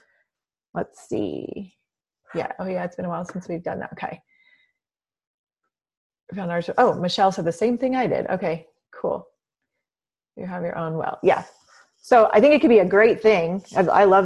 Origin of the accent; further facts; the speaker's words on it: Southern Illinois, United States; I grew up in Southern Illinois out in the country.